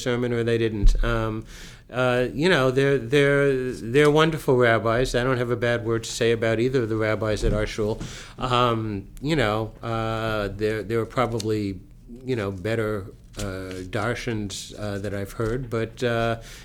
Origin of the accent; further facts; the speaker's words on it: West Hempstead, New York, United States; moved away; also born or lived in Teaneck, New Jersey; growing up in West Hempstead